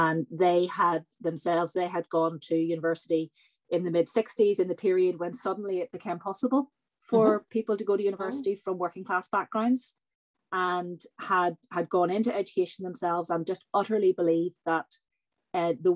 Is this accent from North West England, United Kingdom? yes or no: no; Northern Ireland, United Kingdom; moved away; also born or lived in Belfast; I grew up in Northern Ireland in the 1970s, 1980s. I went to university in Belfast in the mid-1990s